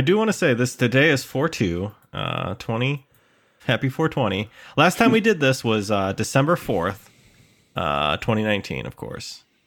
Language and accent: English; Midwest, United States; born or raised there